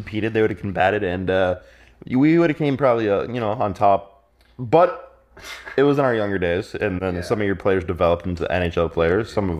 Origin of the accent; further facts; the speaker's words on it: Andover, Minnesota, United States; I'm born and raised in Andover, Minnesota.